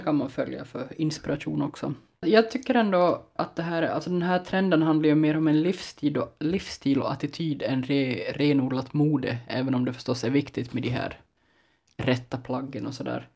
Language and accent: Swedish; Ostrobothnia, Finland; som österbottning utan någon jättestark relation till spårarna